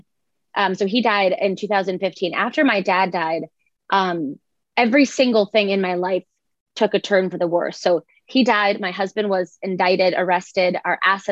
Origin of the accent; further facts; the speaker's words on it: Boca Raton, Florida, United States; I grew up in Boca Raton, Florida